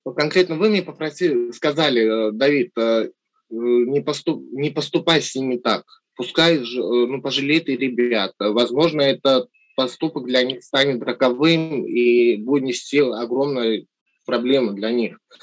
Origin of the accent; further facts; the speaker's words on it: Armenia; moved away; соотечественникам в Армении